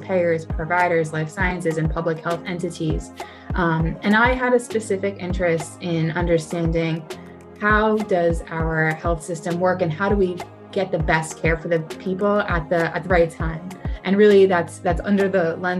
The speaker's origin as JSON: {"language": "English", "town": "Cherry Hill", "region": "New Jersey", "country": "United States", "tie": "born or raised there", "said": "I grew up in South Jersey, in Cherry Hill"}